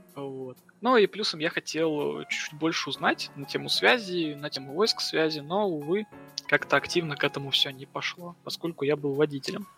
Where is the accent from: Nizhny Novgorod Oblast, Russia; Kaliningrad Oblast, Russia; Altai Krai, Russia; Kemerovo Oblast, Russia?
Nizhny Novgorod Oblast, Russia; Nizhny Novgorod; moved away as an adult; also born or lived in Saint Petersburg; я вообще выдернулся из своей зоны комфорта Нижнего Новгорода